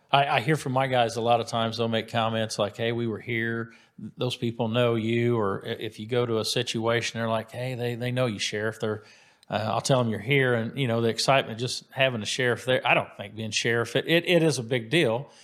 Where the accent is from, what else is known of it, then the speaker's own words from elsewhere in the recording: White River Township, Indiana, United States; I went to Center Grove High School, so I grew up in White River Township